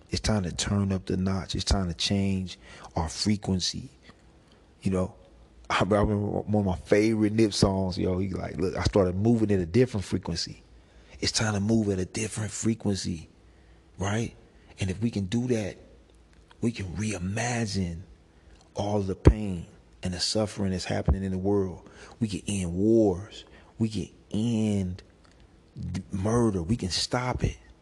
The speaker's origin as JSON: {"language": "English", "town": "St. Louis", "region": "Missouri", "country": "United States", "said": "I come from St. Louis"}